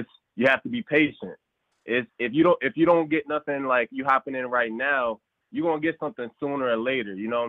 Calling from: Woodbridge, Virginia, United States; I'm calling from Woodbridge, Virginia.

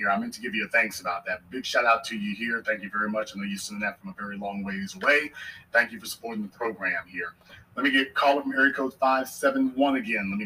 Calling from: Jacksonville, Florida, United States; I'm calling from Jacksonville, Florida.

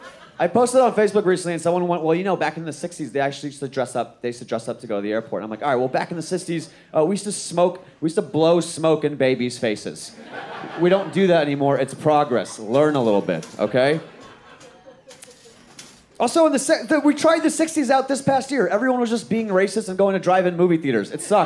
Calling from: Houston, Texas, United States; I'm coming in from Houston.

